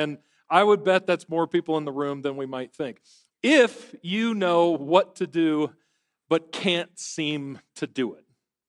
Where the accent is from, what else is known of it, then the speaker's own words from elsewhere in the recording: Michigan, United States; I'm from Michigan.